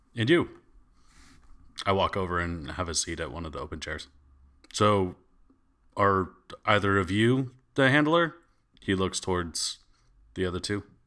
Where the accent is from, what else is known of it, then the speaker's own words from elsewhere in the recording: Columbus, Ohio, United States; I'm from Columbus, Ohio